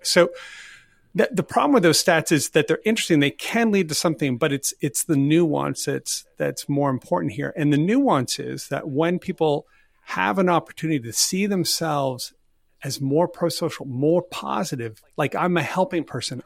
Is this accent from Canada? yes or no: yes; Canada; I'm Canadian